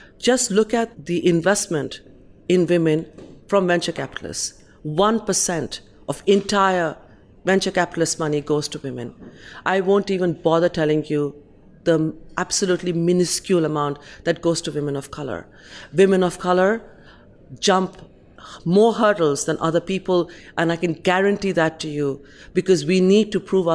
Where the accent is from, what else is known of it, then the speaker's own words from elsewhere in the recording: Kolkata, West Bengal, India; now in London, United Kingdom; I'm from India